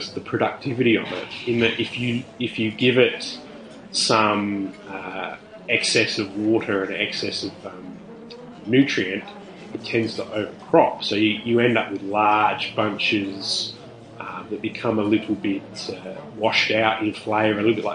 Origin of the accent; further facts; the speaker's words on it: Australia; I'm an Australian